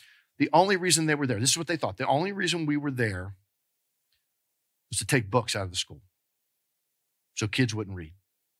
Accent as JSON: {"language": "English", "region": "New Jersey", "country": "United States", "moved": "yes", "lives_now": "Georgia, United States", "said": "called New Jersey. We talk different up there. But after 30-something years, I've kind of lost some of my accent. But we moved down here in 1988 to help start and plant a church."}